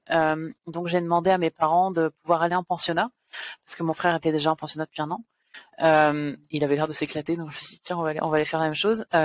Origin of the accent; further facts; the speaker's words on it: France; je suis française, d'où l'accent. j'ai j'ai grandi un peu partout parce que mon père était militaire.